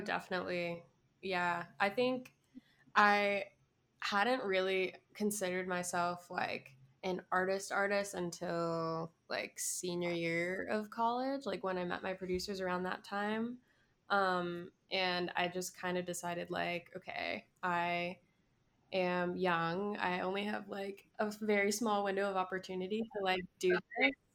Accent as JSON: {"language": "English", "town": "Miami", "region": "Florida", "country": "United States", "tie": "born or raised there", "said": "I was born and raised in Miami"}